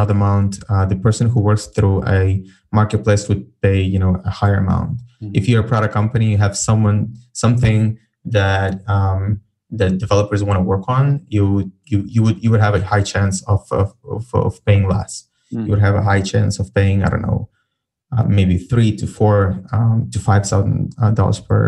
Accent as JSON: {"language": "English", "country": "Ukraine", "said": "I'm from Ukraine"}